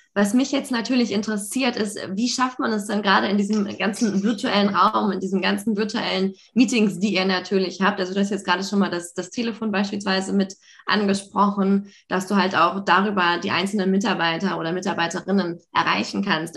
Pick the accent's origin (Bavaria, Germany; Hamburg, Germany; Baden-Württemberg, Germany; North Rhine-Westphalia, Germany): Hamburg, Germany; ich komme auch aus Hamburg